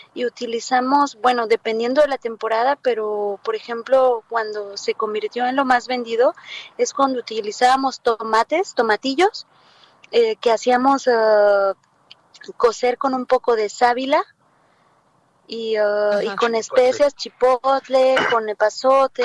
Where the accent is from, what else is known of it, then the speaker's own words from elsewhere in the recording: Acapulco, Guerrero, Mexico; moved away as an adult; now in France; yo vengo de Acapulco